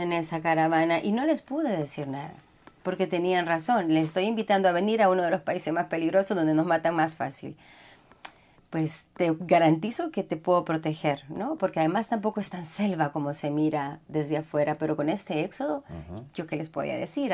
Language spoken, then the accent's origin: Spanish; Honduras; first language Spanish; moved away as an adult; also born or lived in Costa Rica; yo soy hondureña